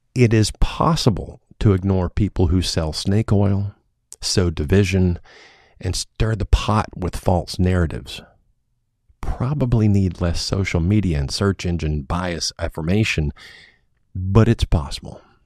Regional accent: United States; My hometown is not the kind of place one might expect to find a yoga studio

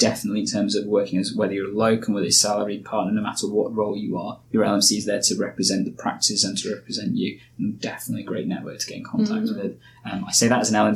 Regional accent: Nottingham, East Midlands, United Kingdom; also born or lived in Yorkshire; I moved from Yorkshire back to Nottingham, where I was born and bred. I'd lived in Nottingham for most of my life

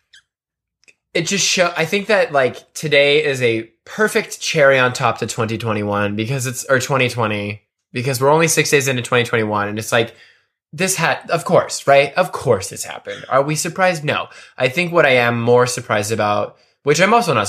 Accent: United States; as an American, as someone who is a United States citizen

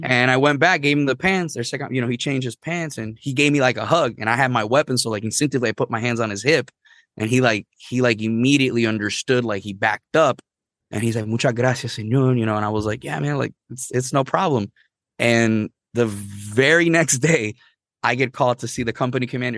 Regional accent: Arecibo, Puerto Rico; first language Spanish; English is a second language; moved away as an adult; also born or lived in Missouri; I grew up in Puerto Rico, everybody had to know English and Spanish

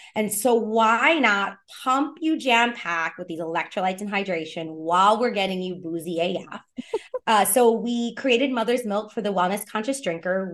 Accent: New York City, New York, United States; I was born and raised in the Lower East Side of Manhattan

